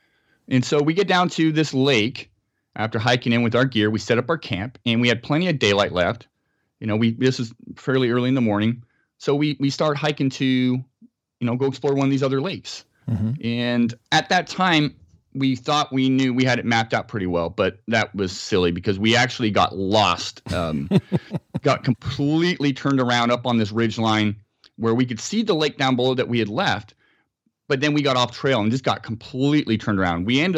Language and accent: English; Scotland, United Kingdom; now in San Diego, United States; I am formerly from Scotland. I moved to San Diego area in 93